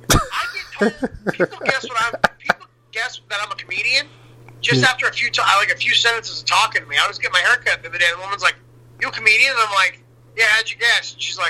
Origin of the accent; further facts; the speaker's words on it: Gainesville, Florida, United States; now in Los Angeles, United States; Gainesville. The only Democratic county, I think, in the state.